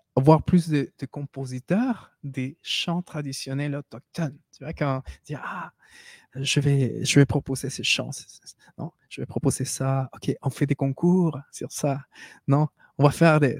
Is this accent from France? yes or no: no; Peru; French is a second language; now in Quebec, Canada; nous on se considère des Péruviens